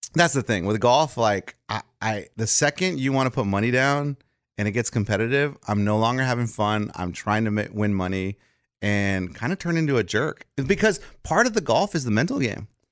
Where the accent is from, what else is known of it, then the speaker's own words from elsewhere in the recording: South Texas, United States; now in Nashville, United States; I grew up in Texas heat